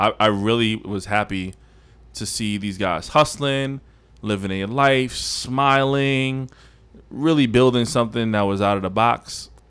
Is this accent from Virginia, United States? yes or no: no; New York City, New York, United States; I'm from Southside.